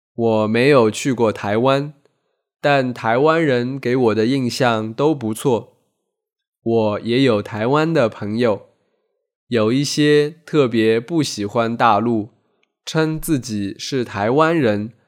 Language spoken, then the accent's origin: Chinese; Taizhou, Zhejiang, China; 我家乡台州的大陈岛岛上的居民几乎全部跟随国民党去了台湾